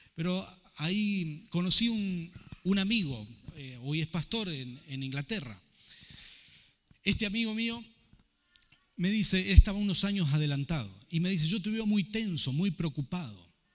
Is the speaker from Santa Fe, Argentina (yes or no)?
yes; Rafaela, Santa Fe, Argentina; moved away as an adult; also born or lived in Buenos Aires; salí de Rafael, acostumbrado a hacer todo según los valores con los que me había criado